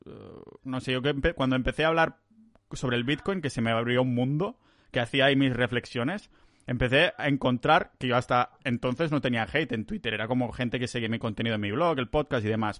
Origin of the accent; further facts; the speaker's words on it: Catalonia, Spain; somos catalanes